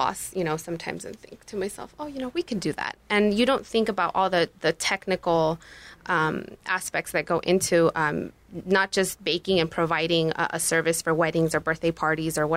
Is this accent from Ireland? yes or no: no; Mexico; first language Spanish; English is a second language; now in Tucson, United States; I was born in Mexico, and my first language was Spanish